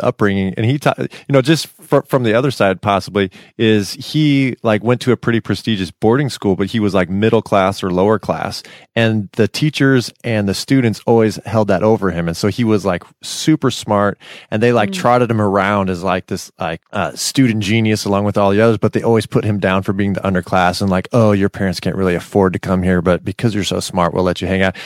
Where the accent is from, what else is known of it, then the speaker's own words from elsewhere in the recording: Silicon Valley, California, United States; I grew up in Silicon Valley